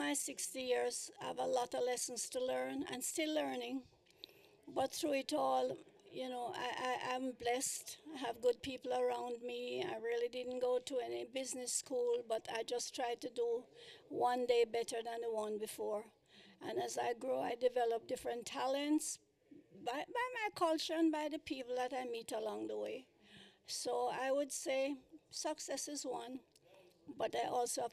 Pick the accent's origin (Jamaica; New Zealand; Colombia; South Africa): Jamaica; Kingston; moved away as an adult; now in United States; I was born in Kingston, Jamaica. I started my business in 1958. I spent 20 years in Jamaica doing music, and I came up here